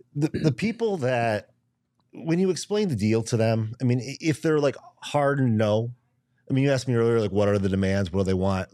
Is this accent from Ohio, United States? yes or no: no; Michigan, United States; now in Phoenix, United States; I grew up in Michigan